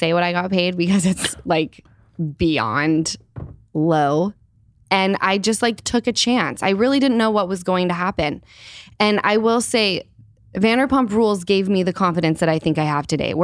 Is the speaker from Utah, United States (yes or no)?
yes; Salt Lake City, Utah, United States; moved away; I grew up in Salt Lake